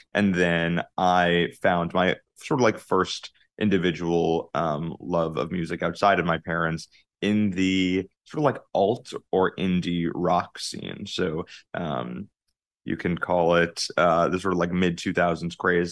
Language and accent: English; Jericho, New York, United States; I grew up on Long Island, uh, in a, a small town called Jericho, uh, about forty minutes out of the city